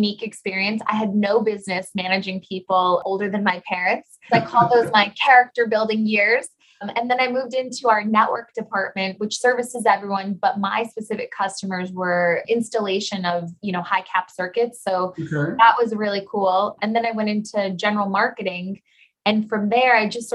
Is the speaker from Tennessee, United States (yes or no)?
no; McAllen, Texas, United States; also born or lived in Idaho / San Antonio, Texas; I'm from McAllen, Texas, so a born and raised Texan.